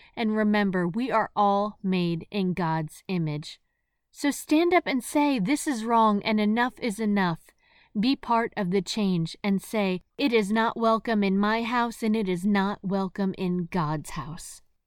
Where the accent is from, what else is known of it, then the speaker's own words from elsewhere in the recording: New Jersey, United States; moved away as an adult; also born or lived in the South; I grew up in New Jersey